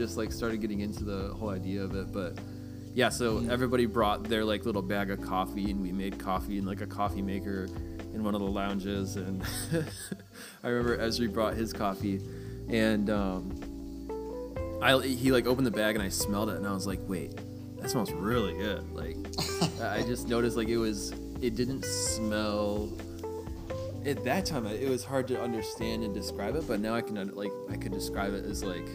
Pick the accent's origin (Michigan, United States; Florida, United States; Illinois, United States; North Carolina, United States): Michigan, United States; I'm from Michigan, so I went back home for the weekend